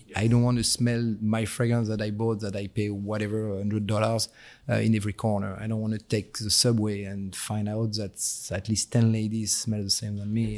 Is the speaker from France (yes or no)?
yes; near the Belgian border, Hauts-de-France, France; accent: French; English is a second language; moved away as an adult; also born or lived in Paris; now in United States; I was born in Paris and I was raised in an northern part of France next to the border with Belgium